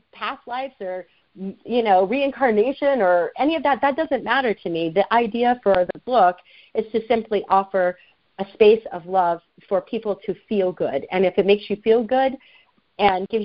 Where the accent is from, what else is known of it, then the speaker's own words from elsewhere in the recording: the South, United States; I was raised in the South